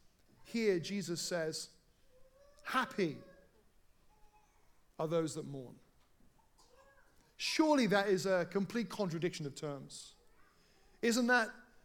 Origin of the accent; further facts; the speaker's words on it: South Wales, United Kingdom; when I was growing up in South Wales